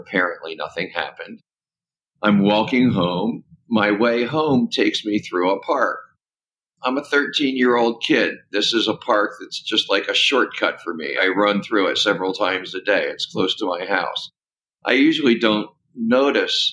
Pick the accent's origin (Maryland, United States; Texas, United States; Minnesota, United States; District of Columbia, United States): District of Columbia, United States; Washington; moved away; also born or lived in California; I grew up in Washington, D.C.